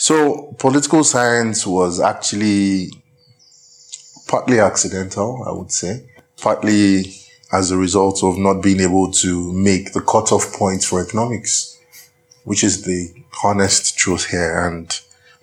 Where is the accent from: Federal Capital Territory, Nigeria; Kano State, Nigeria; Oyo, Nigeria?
Oyo, Nigeria; Ibadan; accent: Nigerian; moved away as an adult; also born or lived in St Andrews, Scotland / Abuja, Nigeria / Lagos, Nigeria; My accent is distinctly Nigerian, I'm sure. I was born in Ibadan, Oyo State in Nigeria, southwest Nigeria, in the very late 70s. And I grew up there